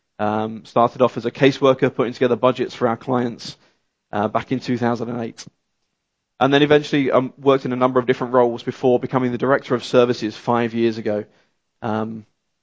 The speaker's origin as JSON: {"language": "English", "country": "United Kingdom", "tie": "born or raised there", "also_born_or_lived": "Yorkshire", "accent": "British", "moved": "as an adult", "lives_now": "Canada", "said": "I'm from the UK, grew up just outside London, and then moved to a beautiful county called Yorkshire"}